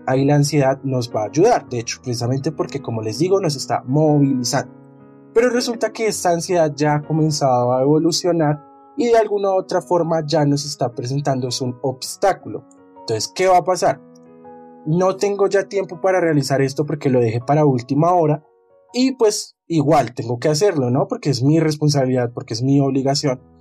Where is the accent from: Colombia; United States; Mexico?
Colombia; como buenos colombianos que somos